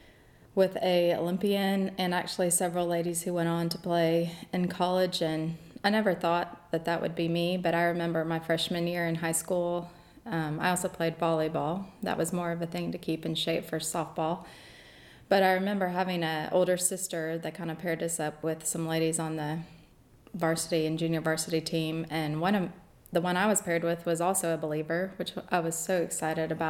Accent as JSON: {"language": "English", "region": "Kansas", "country": "United States", "tie": "born or raised there", "also_born_or_lived": "Tibet / China", "moved": "as an adult", "lives_now": "Auburn, United States", "said": "I'm from Kansas. Originally, I grew up in a suburb of Kansas City most of my life"}